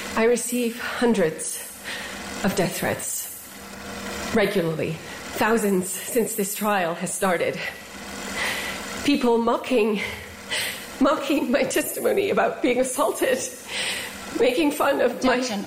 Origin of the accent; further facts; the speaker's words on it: United States; as an American